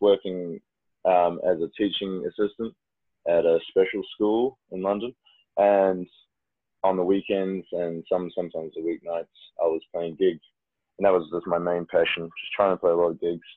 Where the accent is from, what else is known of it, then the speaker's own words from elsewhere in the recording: Auckland, New Zealand; moved away as an adult; I was back in my home country, New Zealand, in my city, Auckland